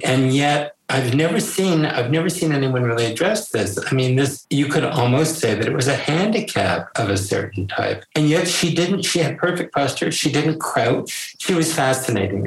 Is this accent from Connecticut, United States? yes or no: yes; Connecticut, United States; I was from Connecticut